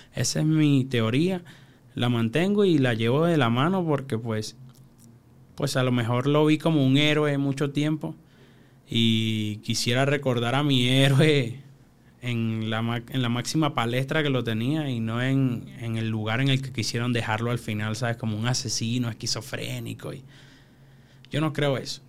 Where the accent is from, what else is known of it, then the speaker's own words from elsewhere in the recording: Venezuela; moved away as an adult; also born or lived in Peru / Chile; now in Mexico; vengo de Venezuela. Este, hace más de cinco años no pruebo comida de mi abuela